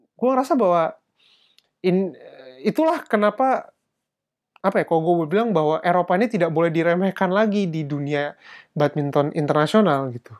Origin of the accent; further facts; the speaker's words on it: Indonesia; now in Germany; gue dari Indonesia